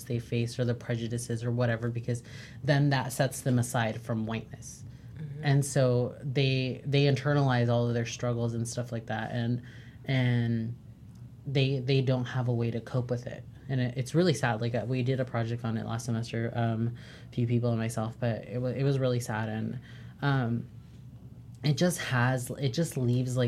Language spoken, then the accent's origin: English; United States; I was born here, like, as an American, like, as a Mexican-American individual